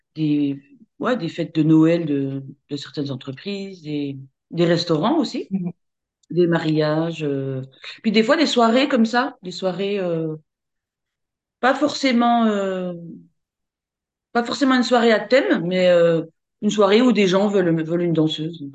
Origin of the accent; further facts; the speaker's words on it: Besançon, Bourgogne-Franche-Comté, France; je suis de Besançon, donc euh, je suis en Franche-Comté, c'est dans, dans, l'est de la France